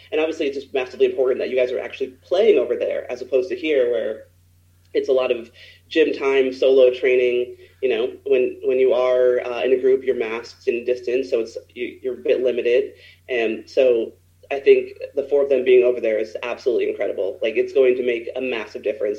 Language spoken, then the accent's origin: English; United States; as American players